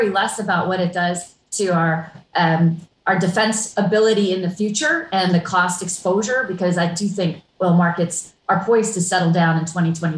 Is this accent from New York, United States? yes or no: no; Hawaii, United States; I grew up in Hawaii, and I remember the 70s sitting in the backseat of my parents' car for hours on end on an odd or even license day